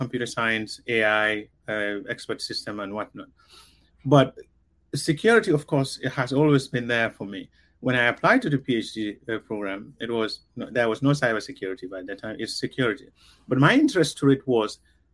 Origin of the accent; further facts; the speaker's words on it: Gambia; first language Mandinka; English is a second language; moved away; also born or lived in California; I was brought up in the Gambia. I was speaking Mandinka. My English was not that great, and it's still not that great.